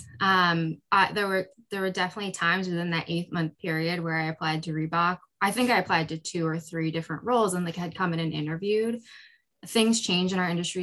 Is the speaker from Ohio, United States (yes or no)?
no; upstate New York, United States; also born or lived in South Korea; I am from South Korea originally, and I came to the United States when I was 3 months old and grew up in upstate New York